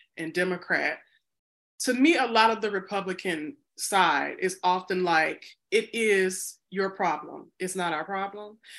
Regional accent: United States; also born or lived in Chicago, Illinois; I'm an American

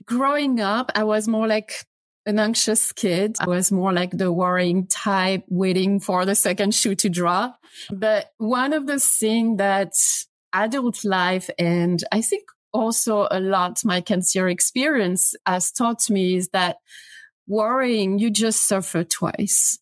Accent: France; English is a second language; moved away as an adult; now in United States; as you can guess from my, my accent, I'm not American, I'm French.

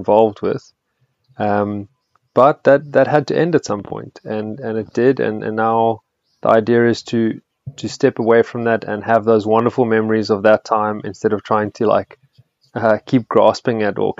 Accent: Blouberg, Western Cape, South Africa; I grew up in Bloberg and I went to Sachs

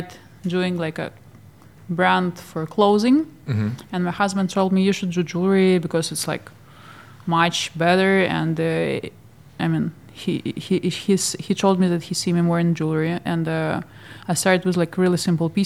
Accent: Odesa, Odesa Oblast, Ukraine; moved away as an adult; now in Geneva, Switzerland; I am from Ukraine, from Odessa. But now we live in Switzerland

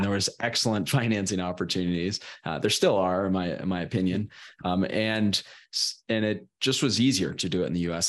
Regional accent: Sacramento, California, United States; I'm from Sacramento originally, Northern California

